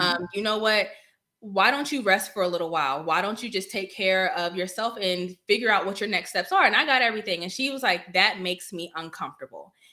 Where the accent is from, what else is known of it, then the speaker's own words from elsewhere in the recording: Northern Virginia, United States; moved away as an adult; now in Killeen, United States; I'm from Northern Virginia. So um, Prince William County and up